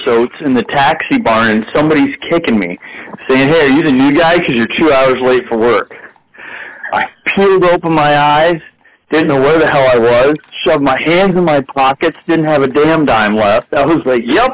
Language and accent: English; Houghton Lake, Michigan, United States; I grew up in Houghton Lake, Michigan. It's the middle of the state